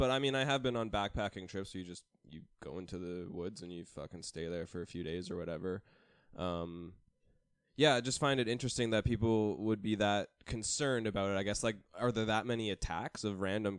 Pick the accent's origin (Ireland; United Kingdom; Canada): Canada; as like a Canadian growing up in an area like this.